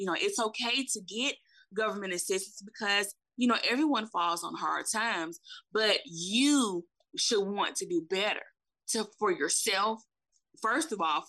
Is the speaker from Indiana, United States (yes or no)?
no; Saginaw, Michigan, United States; moved away; also born or lived in Alabama; I'm originally from Saginaw, Michigan. And so my mom got remarried and we ended up moving to Alabama in 1994. And it was a big culture shock because I'm used to being in the city.